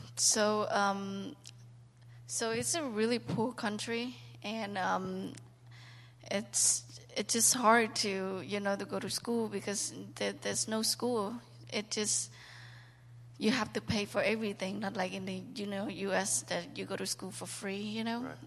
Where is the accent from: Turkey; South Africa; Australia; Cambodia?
Cambodia; moved away; I was born and raised in Cambodia